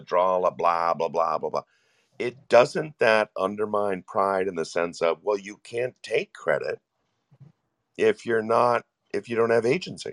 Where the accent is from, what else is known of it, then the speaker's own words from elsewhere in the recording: United States; I was born in America in 1959